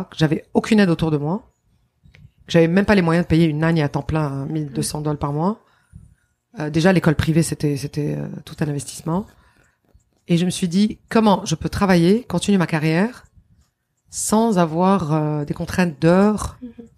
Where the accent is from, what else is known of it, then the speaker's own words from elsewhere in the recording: Lebanon; also born or lived in Quebec, Canada; now in Canada; mon pays d'origine. C'est mon pays natal